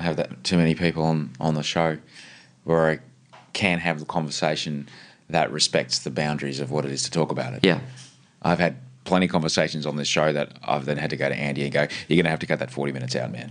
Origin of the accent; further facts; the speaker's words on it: Brisbane, Queensland, Australia; I grew up on the, the kind of Chapel Hill, um, Kenmore oh, area